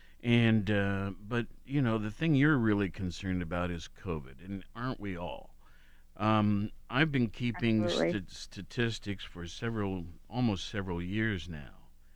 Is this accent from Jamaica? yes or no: no; Worthington, Ohio, United States; moved away; my hometown of Worthington